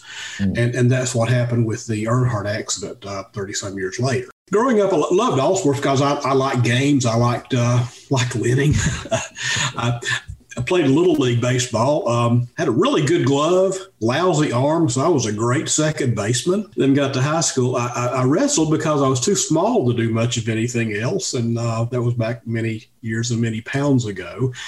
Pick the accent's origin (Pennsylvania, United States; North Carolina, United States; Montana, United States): North Carolina, United States; Hickory; I grew up in Hickory, North Carolina